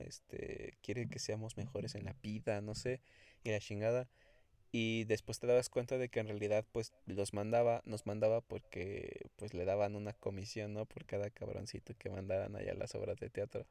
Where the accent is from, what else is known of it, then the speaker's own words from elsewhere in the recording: Mexico City, Mexico; yo soy de la Ciudad de México